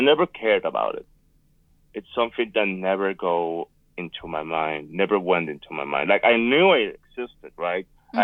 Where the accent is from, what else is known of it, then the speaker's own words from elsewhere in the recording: Puerto Rico; also born or lived in Northern Nevada; now in Nevada, United States; I am from Puerto Rico. I am right now living in Northern Nevada.